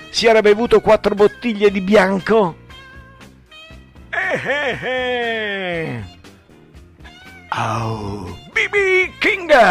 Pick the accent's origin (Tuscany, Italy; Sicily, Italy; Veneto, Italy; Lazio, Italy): Tuscany, Italy; Pistoia; perché io sono l'unico che non è di qui proprio, io vengo da di là da Pistoia, non sono di Montecatini o Pescia io.